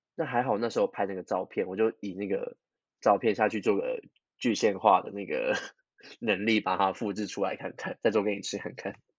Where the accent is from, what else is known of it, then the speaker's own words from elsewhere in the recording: Kaohsiung, Taiwan; moved away; 那我就直接跑回去高雄，因为我是高雄人